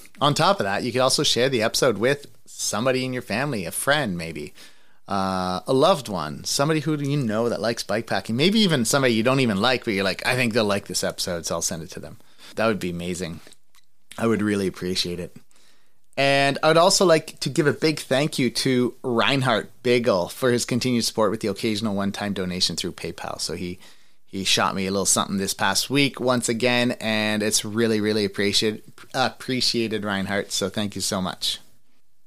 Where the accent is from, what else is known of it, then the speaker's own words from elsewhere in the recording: Trenton, Ontario, Canada; also born or lived in Ottawa; I'm kind of from Ottawa, but like I grew up in Trenton mostly